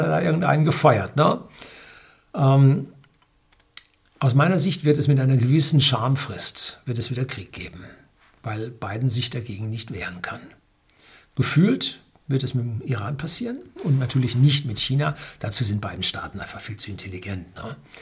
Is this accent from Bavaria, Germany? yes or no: yes; Bavaria, Germany; Bei uns in Bayern